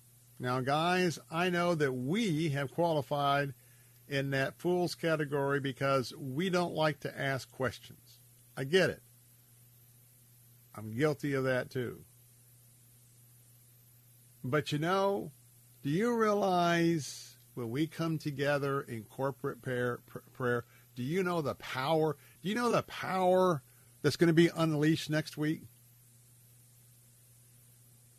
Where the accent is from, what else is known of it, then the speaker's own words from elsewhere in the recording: Tampa, Florida, United States; I have fond memories of growing up right here in Tampa, growing up in America